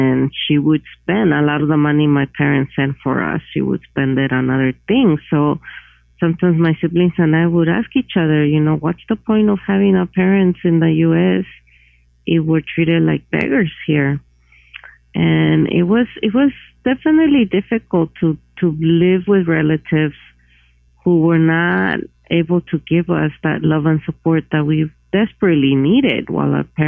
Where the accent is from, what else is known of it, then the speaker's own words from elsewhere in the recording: Iguala, Guerrero, Mexico; moved away; also born or lived in Santa Cruz, California; my hometown, Iguala, is in the state of Guerrero, which is the second poorest